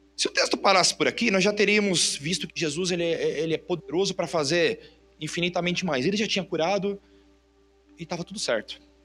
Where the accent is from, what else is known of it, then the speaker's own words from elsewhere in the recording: Brazil; Eu sou brasileiro